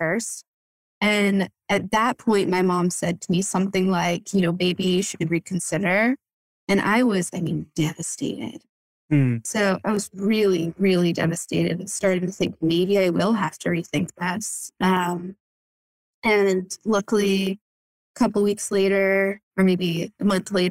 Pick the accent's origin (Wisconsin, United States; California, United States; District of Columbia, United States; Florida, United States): Florida, United States; moved away as an adult; also born or lived in Boston area, Massachusetts / Vermont / Berkshires, Massachusetts; now in Acton, United States; I grew up in Florida